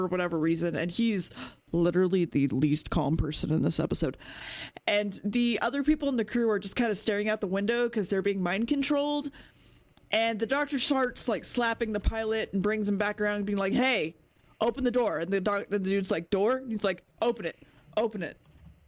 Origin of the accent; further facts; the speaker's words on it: United Kingdom; we did those things as British people